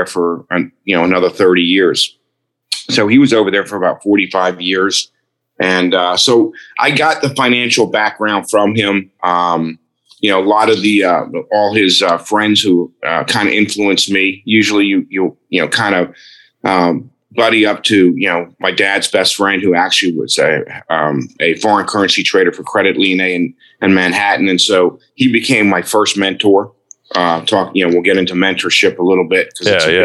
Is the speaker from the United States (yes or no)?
no; Nassau, New Providence, Bahamas; I was born and raised in Nassau, Bahamas.